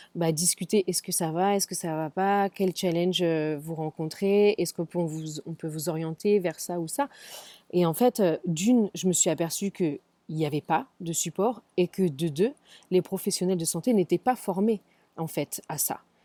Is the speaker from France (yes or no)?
yes; Paris, Île-de-France, France; moved away as an adult; now in San Francisco, United States; Je suis née, j'ai grandi à Paris, j'ai travaillé à Paris